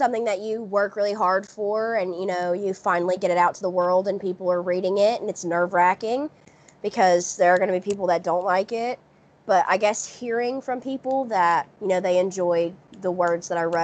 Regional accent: the South, United States; accent: Southern; I'm also from the South, as you can tell from the accent

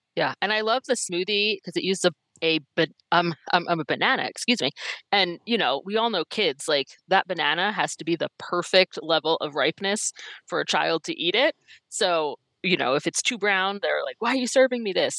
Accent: East Coast, United States; now in Minnesota, United States; I'm originally from the East Coast, so I bring that East Coast uh, frankness

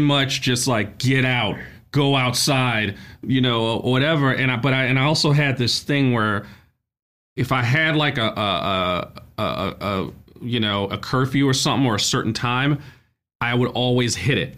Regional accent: New York City, New York, United States; a kid growing up in Brooklyn

